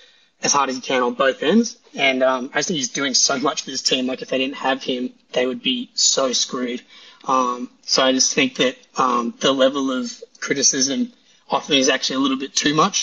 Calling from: Sydney, New South Wales, Australia; Yeah, I'm in Sydney, Australia.

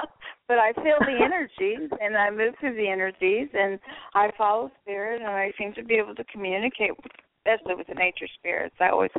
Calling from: Florida, United States; Southwest Florida.

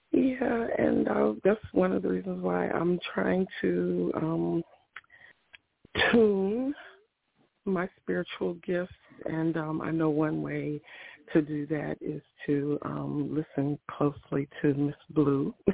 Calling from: Ohio, United States; I am calling from Ohio

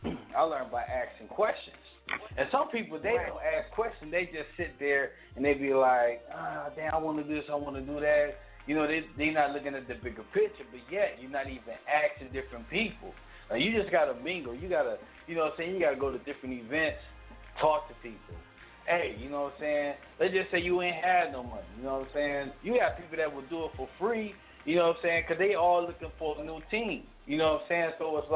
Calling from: Detroit, Michigan, United States; Calling from Detroit, Michigan.

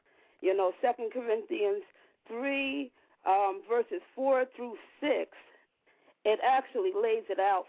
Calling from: Troy, New York, United States; I'm calling from Troy, New York.

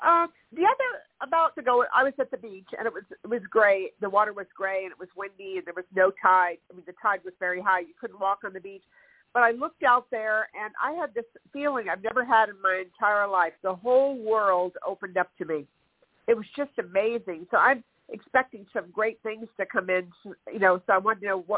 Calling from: California, United States; I've been in California.

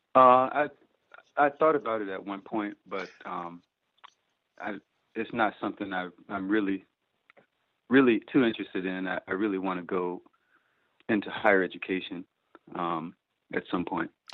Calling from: Chicago, Illinois, United States; I'm calling from the Chicago area, actually the suburban Chicago area

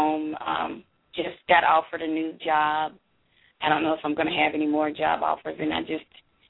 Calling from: Myrtle Beach, South Carolina, United States; also born or lived in Atlanta, Georgia; I'm calling from Myrtle Beach, South Carolina.

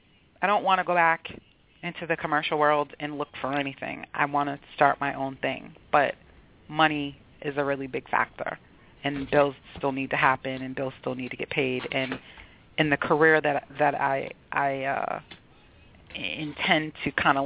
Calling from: Boston, Massachusetts, United States; I'm calling from Boston.

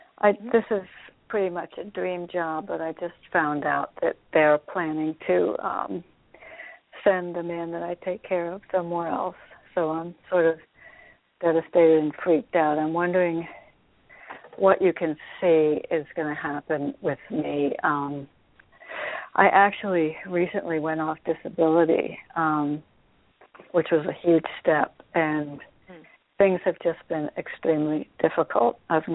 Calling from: Connecticut, United States; I'm in Connecticut.

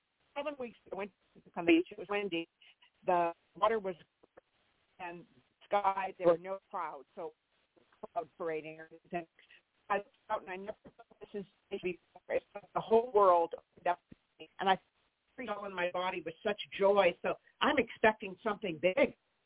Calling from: California, United States; I'm in California.

